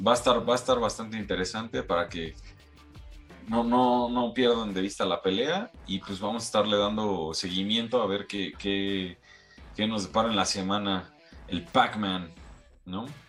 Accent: Mexico

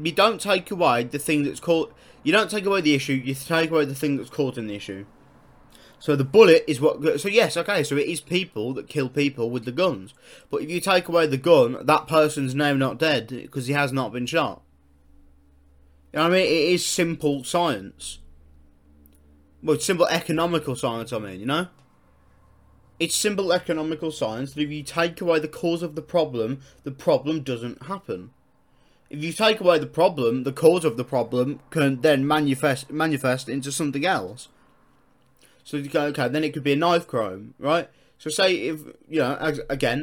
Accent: United Kingdom; I'm British

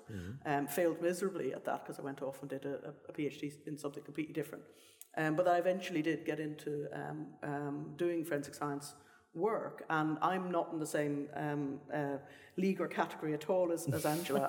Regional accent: Ireland; moved away; So I come from Ireland originally, and both of my parents, my mother's a botanist, my father's a chemist

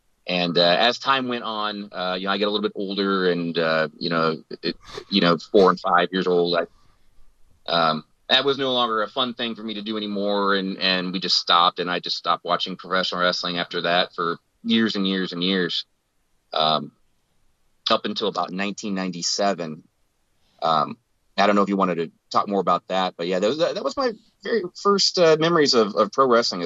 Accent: Ohio, United States; I grew up in Ohio. Well, I was born in Ohio

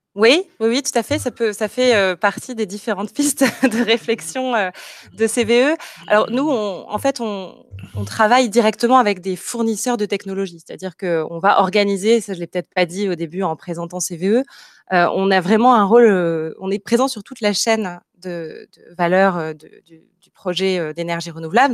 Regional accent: Marseille, Provence-Alpes-Côte d'Azur, France; also born or lived in Paris / Montreal / Lyon; en tant que Marseillaise, j'ai souhaité rejoindre Marseille

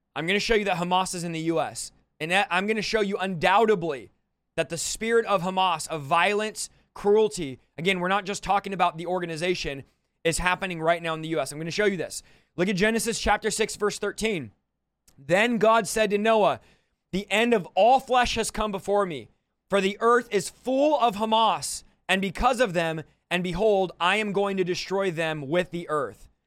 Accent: United States; I'm an American

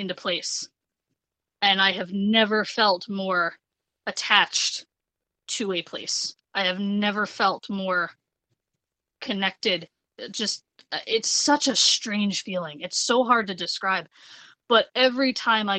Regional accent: New Jersey, United States; born and raised in New Jersey

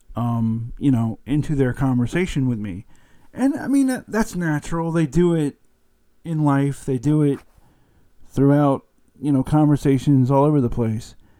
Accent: the South, United States; I live in the South and I'm from the South

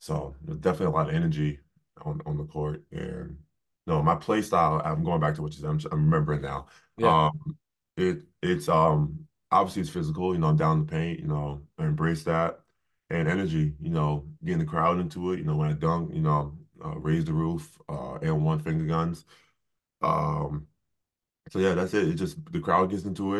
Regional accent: Bay Shore, New York, United States; moved away as an adult; also born or lived in Columbus, Ohio; Growing up in New York

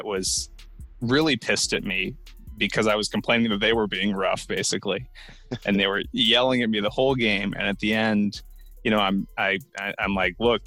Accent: Massachusetts, United States; growing up in Massachusetts

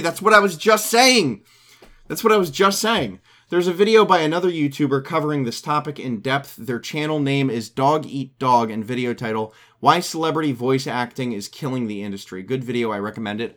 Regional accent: United States; I'm an American

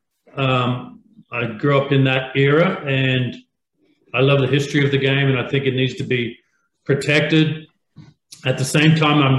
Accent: Australia; moved away; When I grew up in Australia

